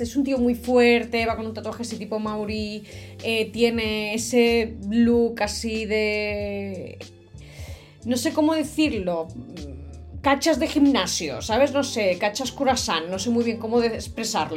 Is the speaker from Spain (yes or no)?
yes; Catalonia, Spain; de Cataluña, de donde soy yo